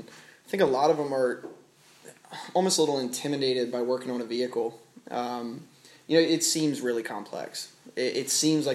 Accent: Hanover, Pennsylvania, United States; I grew up in Hanover, PA, which is not very far away from Carlisle

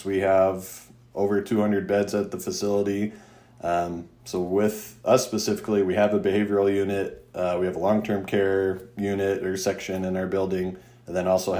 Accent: Mesa, Arizona, United States; I grew up in Mesa, went to undergrad at ASU

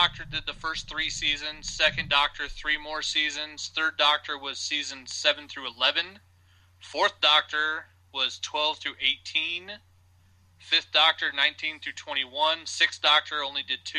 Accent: Idaho, United States; I'm from Idaho

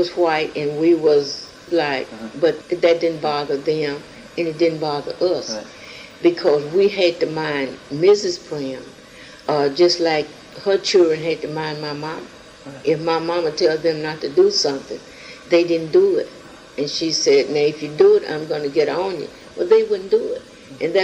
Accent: United States; I was born in Williamson County in 1919, May the 25th

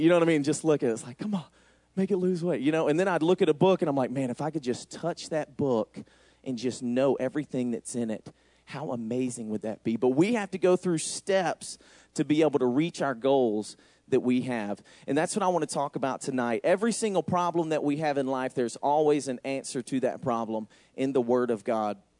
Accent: the middle of Georgia, United States; moved away as an adult; now in Racine, United States; As you can tell by my accent, I'm not from here. I'm from Racine. I'm just not from Racine. I'm from Georgia, actually. So me and Noel took a big move all the way from Georgia, the middle of Georgia, all the way up to Wisconsin

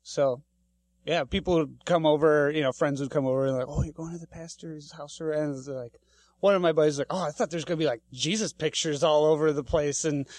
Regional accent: Woodville, Wisconsin, United States; born or raised there; moved away as an adult; also born or lived in Eau Claire, Wisconsin / Merrill, Wisconsin; now in Minneapolis, United States

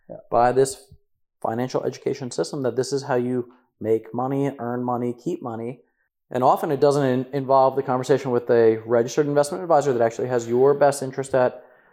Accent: New Jersey, United States; moved away; I'm from Jersey

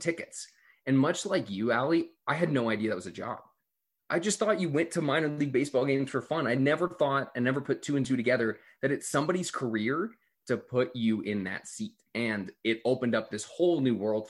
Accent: Glendale, California, United States; I grew up in Los Angeles, California, a little suburb called Glendale

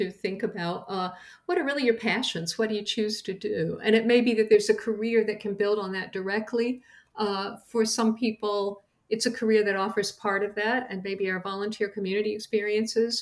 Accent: Madison County, North Carolina, United States; I grew up in Madison County, North Carolina, in the beautiful mountains in a rural community

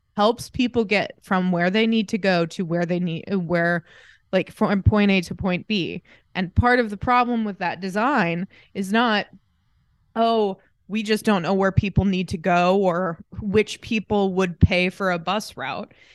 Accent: Greenfield, Indiana, United States; moved away as an adult; also born or lived in Muncie, Indiana / Pendleton, Indiana / New Palestine, Indiana; now in Scotland; I'm from Greenfield, but my mom lives in Pendleton and my dad lives in New Pal

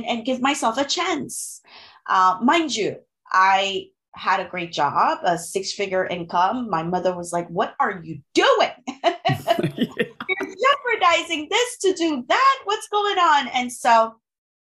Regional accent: Haiti; first language French and Haitian Creole; English is a second language; moved away as an adult; also born or lived in Gabon; now in United States; I am originally from the Caribbean. My mother language is French and Creole. I'm from Haiti. I grew up part of my life in Africa, in Gabon, where they spoke French, and another part of my life in Haiti.

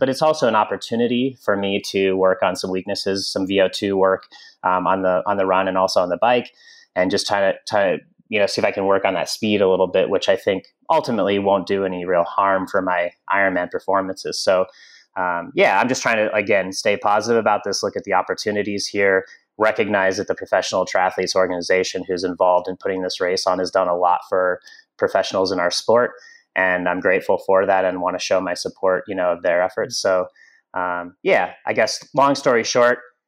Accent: Grand Junction, Colorado, United States; I grew up in Western Colorado in Grand Junction

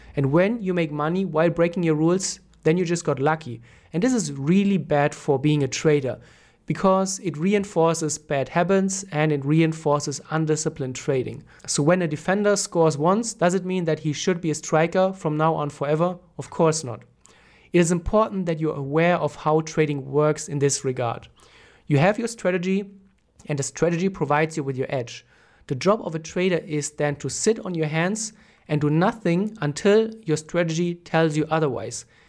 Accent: Germany; I'm from Germany

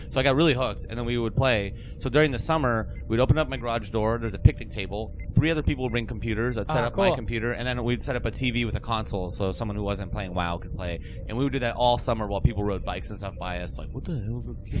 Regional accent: Pennsylvania, United States; born or raised there; moved away

